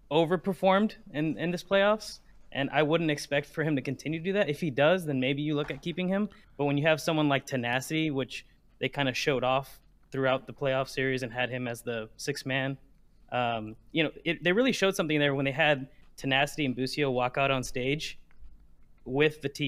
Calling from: Houston, Texas, United States

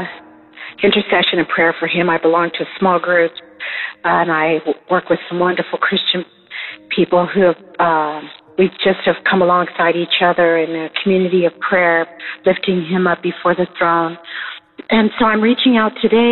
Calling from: Southern California, United States; I am calling from Southern California

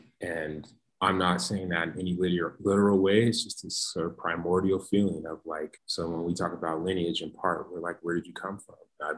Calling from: Colorado, United States; I am speaking from Colorado, ancestral lands of the Ute, Arapaho, Cheyenne, the Apache, some folks say

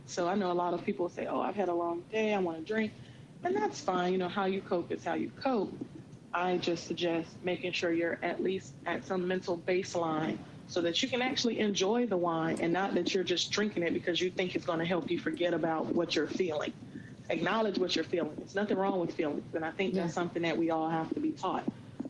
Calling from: North Carolina, United States; I am actually in the Outer Banks of North Carolina. I live in Virginia Beach, but I took a mental break.

